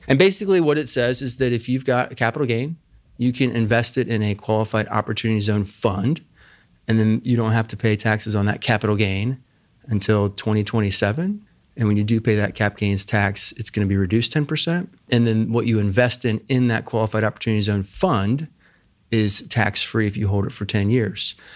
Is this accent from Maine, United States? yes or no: no; Plain City, Ohio, United States; also born or lived in Oxford, Ohio / Chicago; I grew up out in Plain City